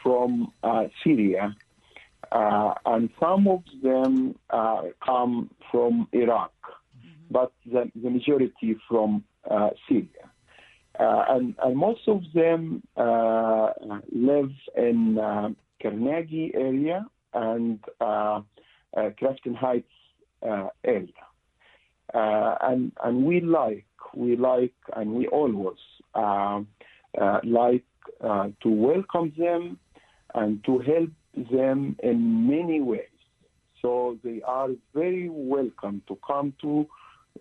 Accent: Egypt; moved away as an adult; now in Pittsburgh, United States; I am from Egypt, and I grew up in a Christian family

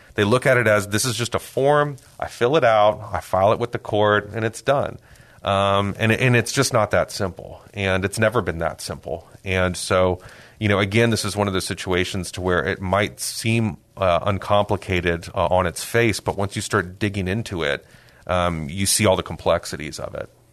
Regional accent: San Antonio, Texas, United States; also born or lived in Austin; I am a, a native of San Antonio. I was born and raised here. I've lived here, uh, my whole life

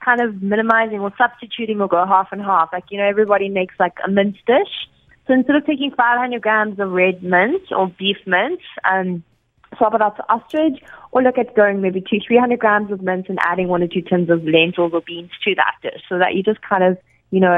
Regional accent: South Africa; as a South African

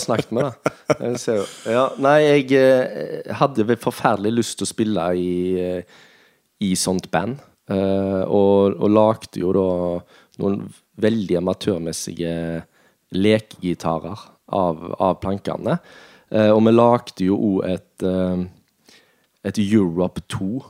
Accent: Norway; Vi kom jo fra, fra Nordheim

